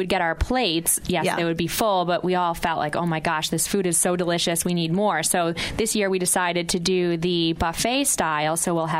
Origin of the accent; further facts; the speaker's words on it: Rochester, New York, United States; moved away; I'm from Rochester, New York